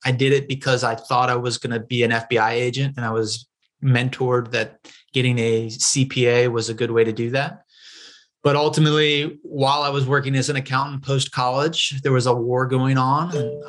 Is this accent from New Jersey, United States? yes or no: no; Cincinnati, Ohio, United States; also born or lived in Illinois / Kansas / Missouri; Yeah, I'm a middle America guy. I was born in Illinois. My dad was in the health insurance industry, so we moved around the Midwest a lot. So I've lived in Kansas, Illinois, Missouri, and we ended it in Ohio.